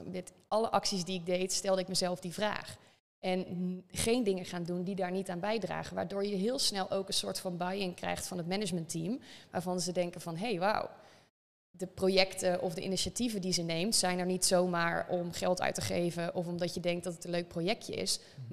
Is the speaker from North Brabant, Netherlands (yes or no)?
yes; North Brabant, Netherlands; accent: Brabant; geboren in het Brabantse, zoals je misschien wel een beetje door de zin heen kan horen